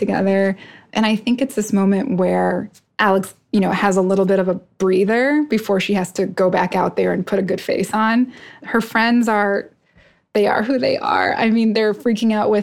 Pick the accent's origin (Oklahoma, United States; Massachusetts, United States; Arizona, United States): Arizona, United States; Tucson; also born or lived in New York City / Arkansas / Iowa; now in Philadelphia, United States; I grew up in Tucson, Arizona, which is a great place